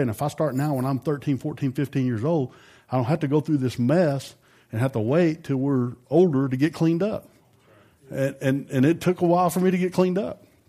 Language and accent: English; Amarillo, Texas, United States; I grew up in Amarillo, and I graduated with, I don't know, four or five hundred people